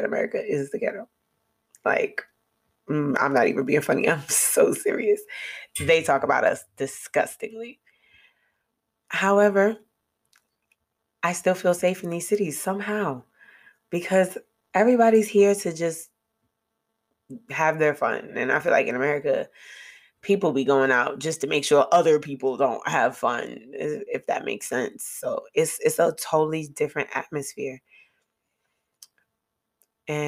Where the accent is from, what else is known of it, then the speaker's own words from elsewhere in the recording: New York, United States; moved away as an adult; me and Malik being from New York